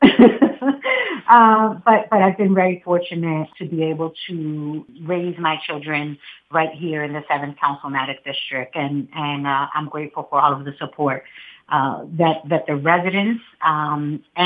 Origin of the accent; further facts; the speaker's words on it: Philadelphia, Pennsylvania, United States; My roots are from right here. I'm born and raised in Philadelphia. Most of my childhood was spent in the Huntington Park community.